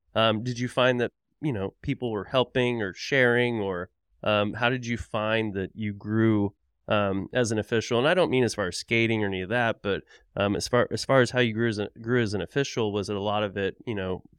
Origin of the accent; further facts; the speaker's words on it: Tulsa, Oklahoma, United States; because, you know, I'm from Tulsa, Oklahoma originally, and we just had like one rink in town.